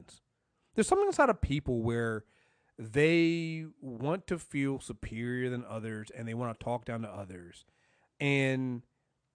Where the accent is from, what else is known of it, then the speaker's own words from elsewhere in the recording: United States; I'm American